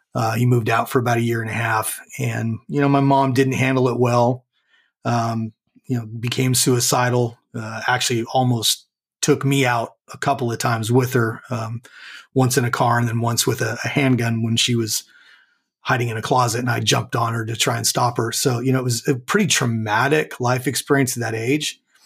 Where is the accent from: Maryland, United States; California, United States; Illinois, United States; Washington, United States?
California, United States; Southern; now in McKinney, Texas, United States; I was born and raised in Southern California